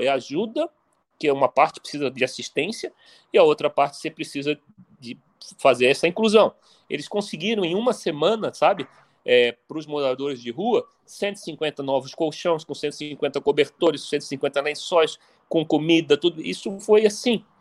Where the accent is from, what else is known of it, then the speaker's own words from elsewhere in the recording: Brazil; só nós, como brasileiros